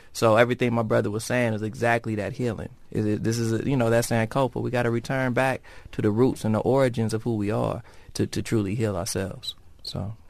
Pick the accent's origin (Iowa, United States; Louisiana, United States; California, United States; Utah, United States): California, United States; Long Beach; I was born in Long Beach, California